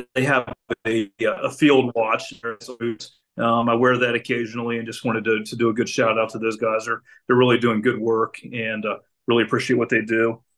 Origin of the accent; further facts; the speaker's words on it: Maryland, United States; I grew up in Maryland